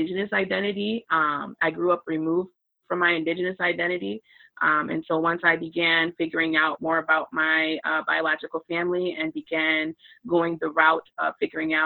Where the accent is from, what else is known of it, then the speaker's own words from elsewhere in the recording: Lansing, Michigan, United States; moved away as an adult; now in Kalamazoo, United States; I'm from Lansing originally. That's where I was born and raised